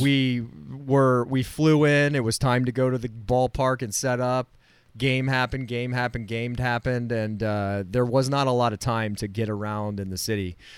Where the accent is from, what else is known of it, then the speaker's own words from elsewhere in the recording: Florida, United States; I'm from Florida